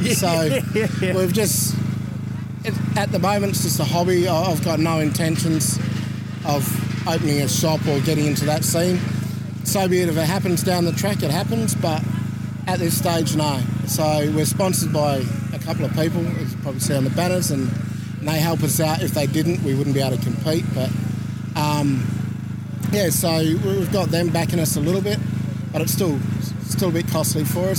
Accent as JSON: {"language": "English", "country": "Australia", "said": "I'm from up north, so I'm used to the heat."}